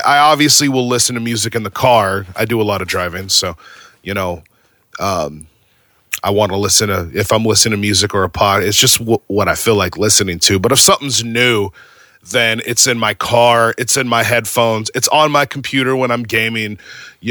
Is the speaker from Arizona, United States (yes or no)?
yes; Arizona, United States; moved away as an adult; now in Virginia, United States; I was born and raised in Arizona. And I've basically been in Arizona for 36 years